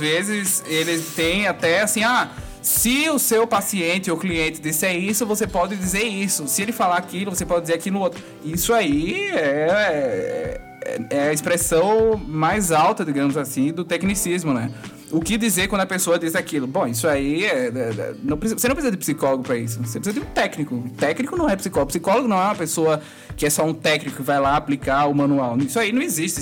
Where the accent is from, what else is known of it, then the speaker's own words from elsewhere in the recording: Northeast Region, Brazil; Eu sou do Nordeste